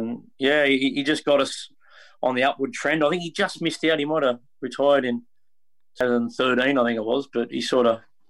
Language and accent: English; Sydney, New South Wales, Australia; I'm from Maroubra